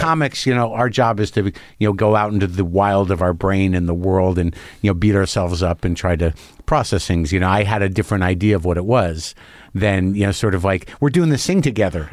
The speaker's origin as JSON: {"language": "English", "region": "New Mexico", "country": "United States", "tie": "born or raised there", "also_born_or_lived": "New Jersey", "said": "I grew up in New Mexico"}